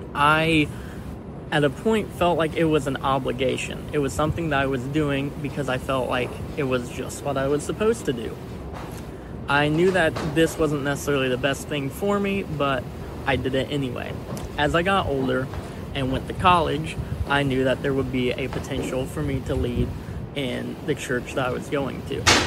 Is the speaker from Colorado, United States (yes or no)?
no; Catlin, Illinois, United States; I grew up in Catlin, Illinois